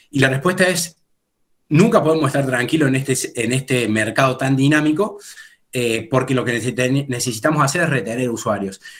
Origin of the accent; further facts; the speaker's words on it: Córdoba, Argentina; estamos en Córdoba, de, donde somos oriundos